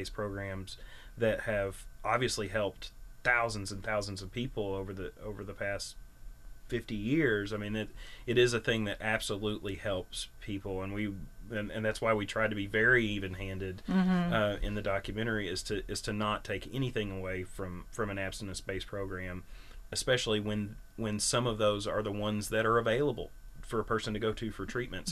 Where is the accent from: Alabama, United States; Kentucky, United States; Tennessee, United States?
Kentucky, United States; Berea; I grew up in Berea